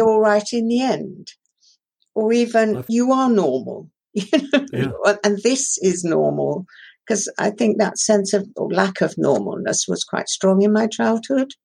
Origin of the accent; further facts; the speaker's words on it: Shanklin, South East England, United Kingdom; first language Persian; English is a second language; also born or lived in Tehran, Iran; When I was six years old, I was sent from Tehran to Shanklin on the Isle of Wight um, and to boarding school there.